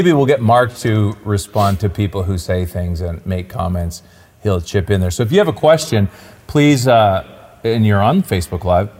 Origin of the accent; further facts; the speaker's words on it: Clinton, Ontario, Canada; I came from a small town, Clinton, Ontario.